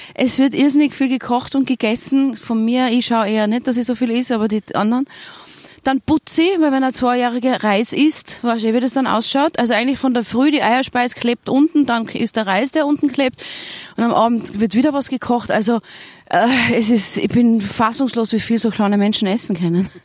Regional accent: Tyrol, Austria; accent: Tyrolean; now in Vienna, Austria; ich bin einfach in Tirol aufgewachsen. Ich fühle mich trotzdem als Tirolerin

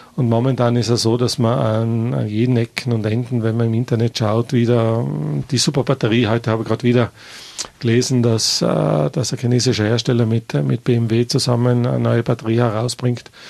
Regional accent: Tyrol, Austria

